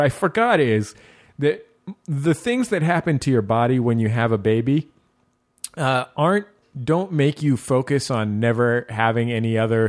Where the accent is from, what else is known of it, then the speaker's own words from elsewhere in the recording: San Francisco, California, United States; now in Los Angeles, United States; I mean, I know, you know, I grew up in San Francisco, and I don't think in, you know, 20 years of living in San Francisco, I saw just a miscellaneous dog running down the street.